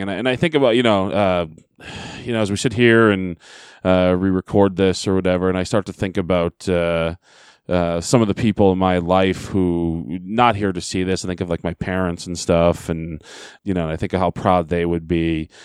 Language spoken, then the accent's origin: English; Derry, New Hampshire, United States; Derry, New Hampshire, my hometown.